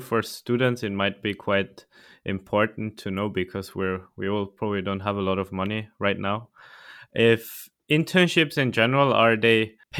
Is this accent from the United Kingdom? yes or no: no; Austria; I'm from Austria.